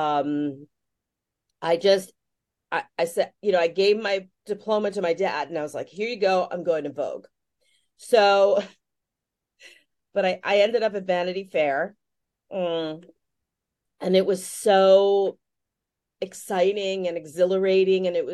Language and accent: English; New York City, New York, United States; I grew up in Greenwich Village